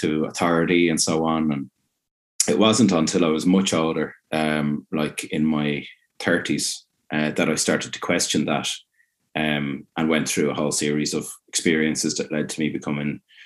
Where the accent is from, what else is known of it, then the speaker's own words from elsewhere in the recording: Ireland; growing up in Ireland